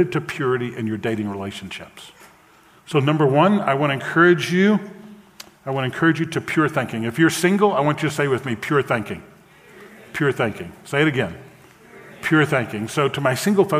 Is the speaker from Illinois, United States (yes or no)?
no; New Orleans, Louisiana, United States; I grew up in New Orleans in the 60s and 70s